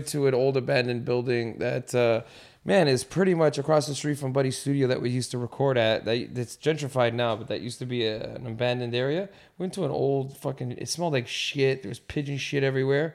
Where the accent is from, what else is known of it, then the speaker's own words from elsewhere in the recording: Toronto, Ontario, Canada; I always grew up in the West End of Toronto